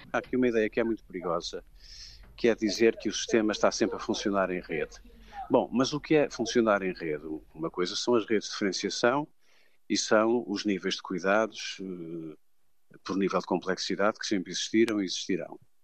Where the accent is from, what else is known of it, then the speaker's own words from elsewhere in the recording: Portugal; eu, enquanto português